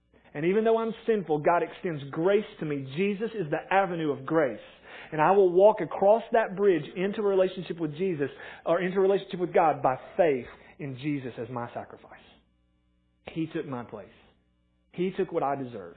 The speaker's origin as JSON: {"language": "English", "town": "Morristown", "region": "Tennessee", "country": "United States", "tie": "born or raised there", "said": "I grew up in Morristown, went to Morristown East"}